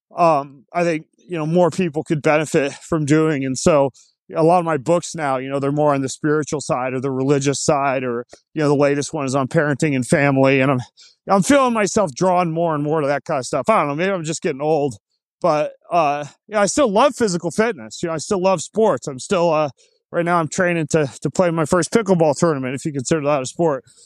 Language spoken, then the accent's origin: English; North Idaho, United States; I grew up homeschooled in North Idaho